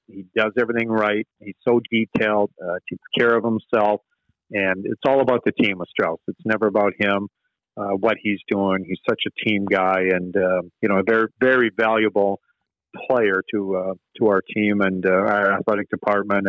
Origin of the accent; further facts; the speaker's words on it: Manitoba, Canada; I grew up in Manitoba